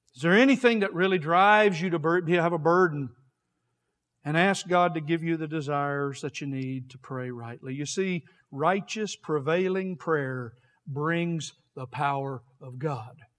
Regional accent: United States; We're American Christians

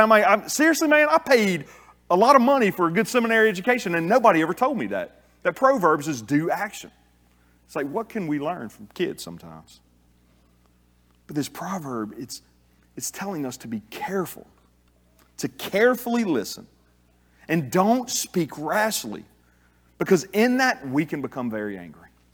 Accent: South Louisiana, United States; I'm a Cajun. Grew up in South Louisiana

